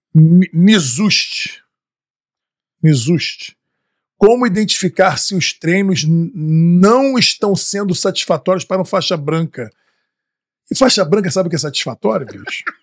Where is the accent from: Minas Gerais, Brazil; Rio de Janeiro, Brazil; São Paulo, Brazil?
Rio de Janeiro, Brazil; now in Austin, United States; como bom carioca